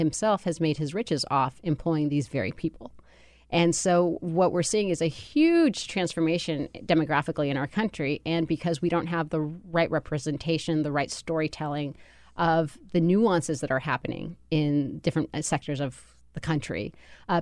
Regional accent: California, United States; also born or lived in Bogota, Colombia; I grew up in California under Pete Wilson

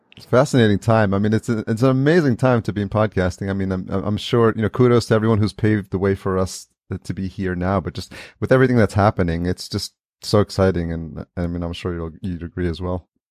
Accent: New York, United States; moved away; I grew up in New York

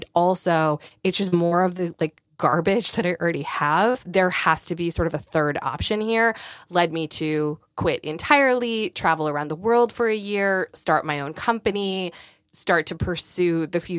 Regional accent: Northeast, United States; now in Durham, United States; I am. Durham, North Carolina. We are transplants from the Northeast, and we will never return.

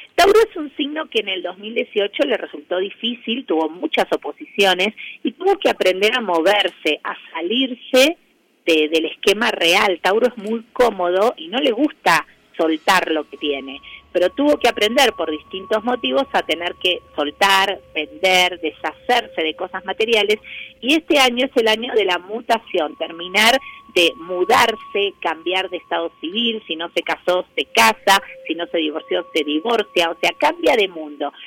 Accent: Argentina; para nosotros como, como argentinos es como importante

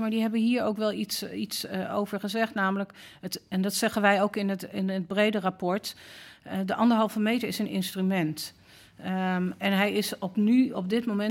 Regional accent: Amsterdam, North Holland, Netherlands; persoonlijk ben ik opgegroeid in Amsterdam-West

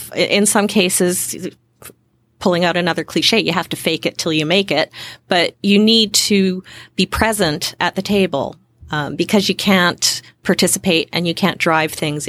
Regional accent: Western Canada, Canada; So I grew up, born and raised in Western Canada.

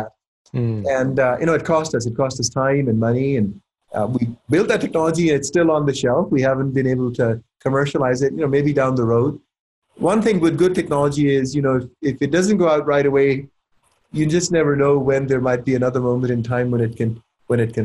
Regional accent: Pakistan; also born or lived in Silicon Valley, California; now in United States; I was born and raised in Pakistan

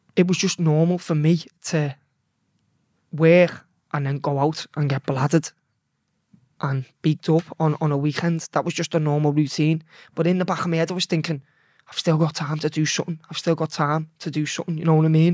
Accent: Liverpool, North West England, United Kingdom; I was born in Liverpool Women's. That was in L eight, and, uh, that was in nineteen eighty-nine, and by the time I was raised, I was raised in Bøgel

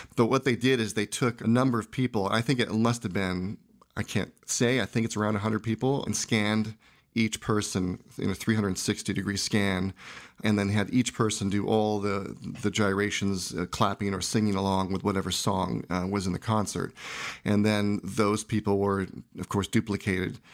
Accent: San Jose, California, United States; I grew up in San Jose, and I made films as a kid

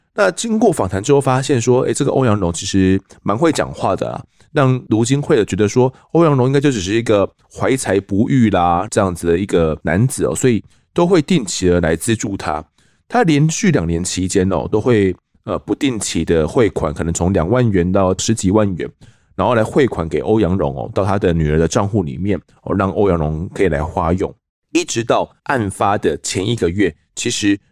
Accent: Kaohsiung, Taiwan; 我的故乡高雄哦，其实我也是高雄人

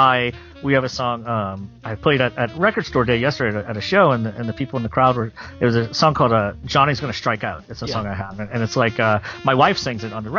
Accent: Louisiana, United States; moved away as an adult; now in Nashville, United States; growing up in Louisiana

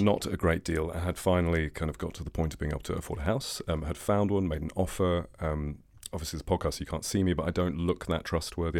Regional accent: England, United Kingdom; I'm English

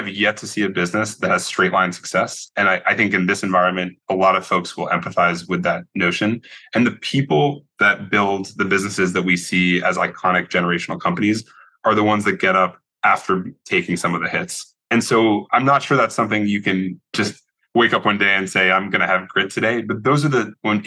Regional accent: Connecticut, United States; now in San Francisco, United States; I grew up in Connecticut

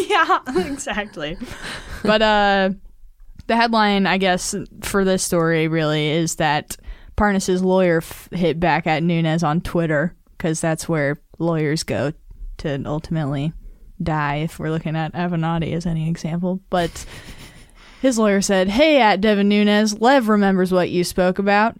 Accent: Nevada, United States; Nevada, my home state.

